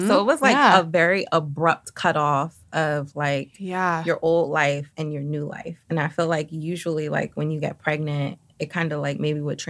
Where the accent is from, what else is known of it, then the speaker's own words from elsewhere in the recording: Philadelphia, Pennsylvania, United States; moved away as an adult; also born or lived in New York; now in Los Angeles, United States; I grew up in Philly.